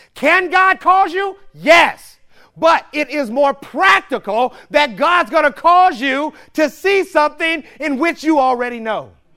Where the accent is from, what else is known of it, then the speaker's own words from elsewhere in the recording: St. Louis, Missouri, United States; I grew up in St. Louis, Missouri